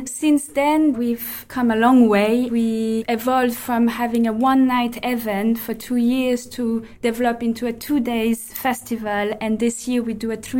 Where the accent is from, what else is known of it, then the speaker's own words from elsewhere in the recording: Geneva, Switzerland; moved away; I am from Switzerland, Geneva, to be exact.